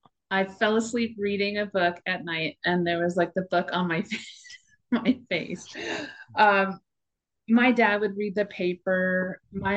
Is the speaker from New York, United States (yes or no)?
yes; New York, United States; because I grew up on Long Island and went to Fire Island a lot with my brothers